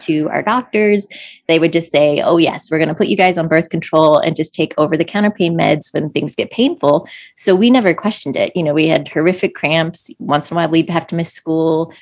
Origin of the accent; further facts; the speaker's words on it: just outside of DC, Maryland, United States; we uh, grew up in, just outside of DC in Maryland